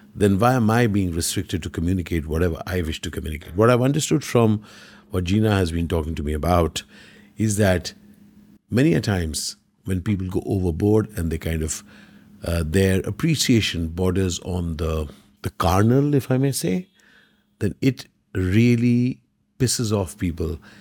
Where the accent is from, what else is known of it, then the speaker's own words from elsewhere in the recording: Kerala, India; we are from Kerala